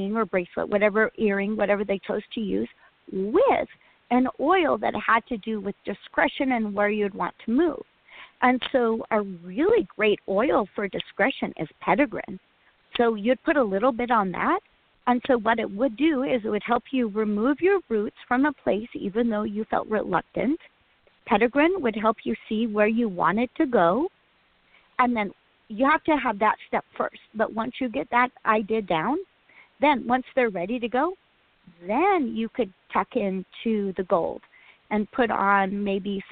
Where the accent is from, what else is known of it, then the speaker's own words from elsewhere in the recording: Utah, United States; now in Oregon City, United States; with my allowance growing up in Utah